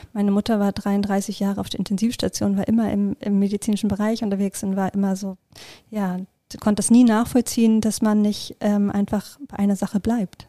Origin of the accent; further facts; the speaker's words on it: Schleswig-Holstein, Germany; ich komme aus Schleswig-Holstein